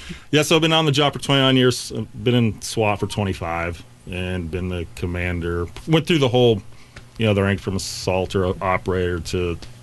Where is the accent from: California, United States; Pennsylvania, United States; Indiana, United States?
Indiana, United States; West Terre Haute; Meth is a serious problem back at home